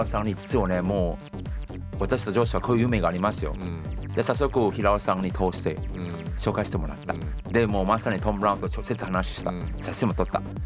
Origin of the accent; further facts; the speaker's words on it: Singapore; Japanese is a second language; moved away as an adult; now in Japan; シンガポール生まれ実は今年2021年は私日本来て30年目です